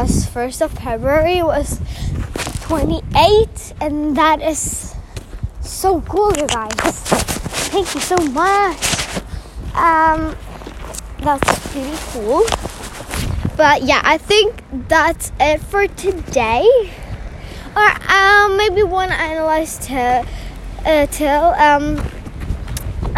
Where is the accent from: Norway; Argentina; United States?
Norway; I'm from Norway